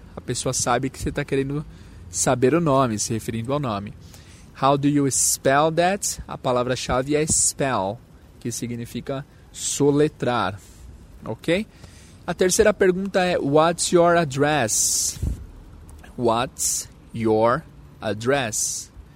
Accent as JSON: {"language": "Portuguese", "region": "São Paulo", "country": "Brazil", "said": "No meu caso, é São Paulo. Então, where are you from? I'm from São Paulo."}